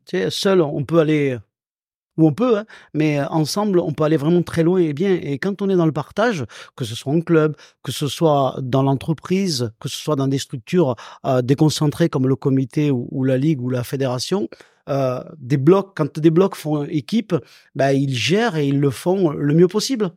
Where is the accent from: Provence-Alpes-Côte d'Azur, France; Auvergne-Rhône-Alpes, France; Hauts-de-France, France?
Provence-Alpes-Côte d'Azur, France; Salon-de-Provence; also born or lived in Pélissanne; j'ai grandi du côté de Salon de Provence